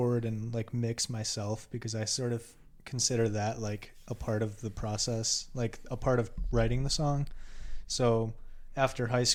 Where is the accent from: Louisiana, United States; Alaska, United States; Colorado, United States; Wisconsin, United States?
Wisconsin, United States; Germantown; now in Milwaukee, United States; I was born here in Milwaukee on the north side, and I moved to Germantown when I was real young. Went to school up in Germantown, which is just like a suburb outside of Milwaukee